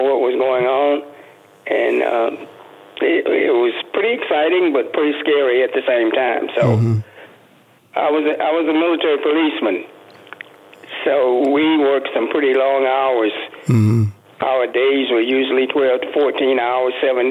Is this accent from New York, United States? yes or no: no; Andalusia, Alabama, United States; moved away as an adult; also born or lived in Tampa, Florida / California / Korea; now in Las Vegas, United States; I'm from a small town in Alabama called Andalusia